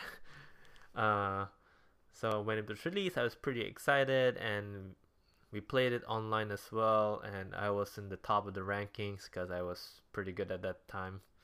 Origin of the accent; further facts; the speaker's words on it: Davao, Davao Region, Philippines; moved away as an adult; also born or lived in Manila, Philippines / Singapore; now in Japan; I was born and raised in the Philippines, in a city called Davao